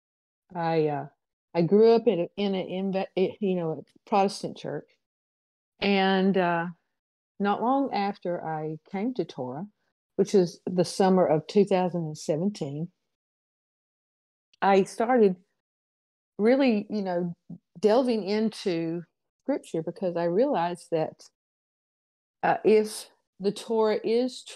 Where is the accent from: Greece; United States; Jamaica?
United States; Alabama; I'm from Alabama, and probably people who would postulate that I have yet to speak English